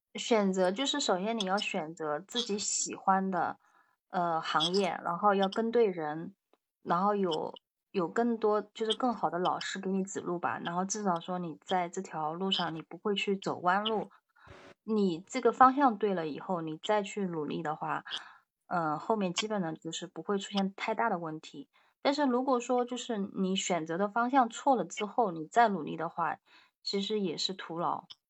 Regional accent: East China, China; now in Shanghai, China; 家是比较靠近上海这边的，然后呢，我也是在上海这边工作，所以就是更倾向于，就是应该，我们这边应该叫什么？叫华东，华东地区吧

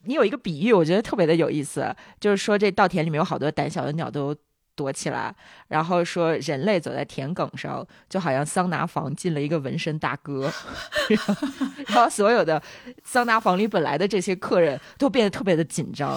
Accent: Northeast China, China; now in Dali, China; 我老家东北的嘛，就是东北林子啊什么的比较多

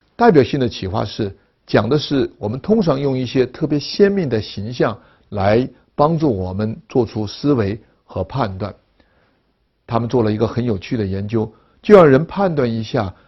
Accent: China; 我们中国人对自己民族文化的认识

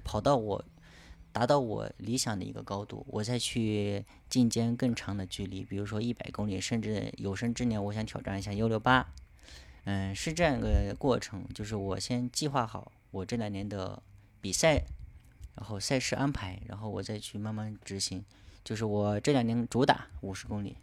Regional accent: Kunming, Yunnan, China; 来自云南昆明

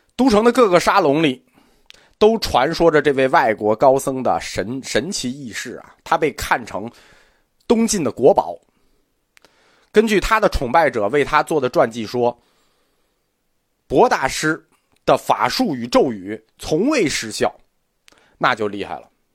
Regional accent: China; 我们中国人

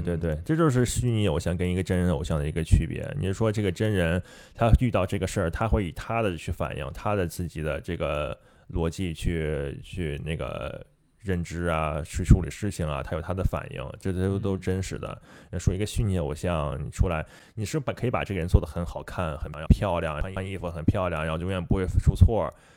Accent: China; 毕竟我是中，中国人嘛

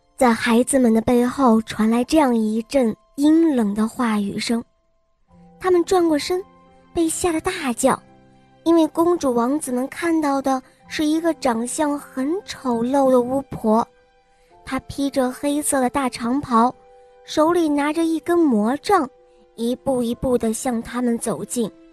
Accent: Beijing, China; 我来自北京

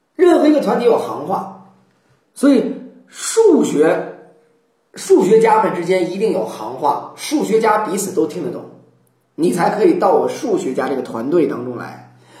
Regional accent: China; 我们中国人

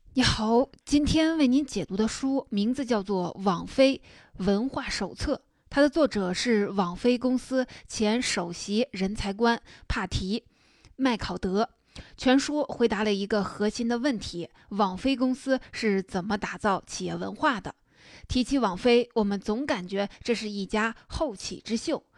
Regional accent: China; 我们中国人

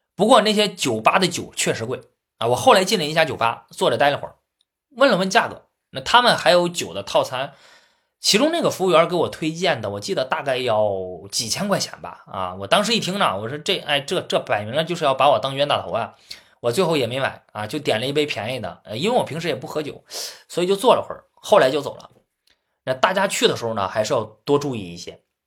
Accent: China; 像我这种从小就生活在平原地区的人

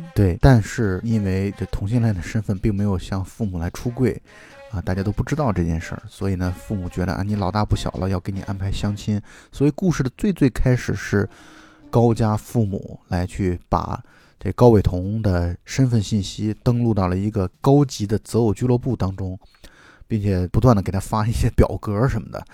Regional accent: China; 我们中国人

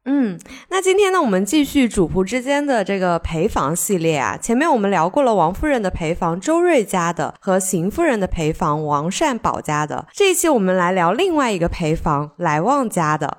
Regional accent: Sichuan, China; accent: Sichuanese; 我们四川话

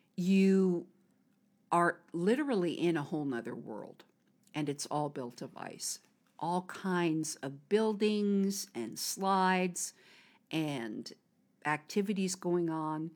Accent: United States; moved away as an adult; now in China; I'm an American

